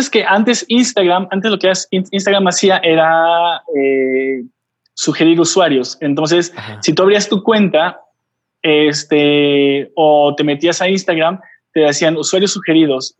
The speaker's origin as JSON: {"language": "Spanish", "region": "Oaxaca", "country": "Mexico", "tie": "born or raised there", "also_born_or_lived": "Puebla", "moved": "yes", "said": "hace 9 me regresé aquí a la ciudad de Oaxaca, de donde soy originario"}